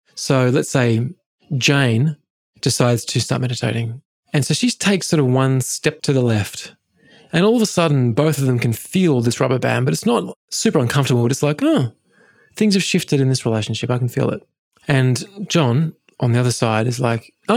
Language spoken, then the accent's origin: English; England, United Kingdom; I grew up in England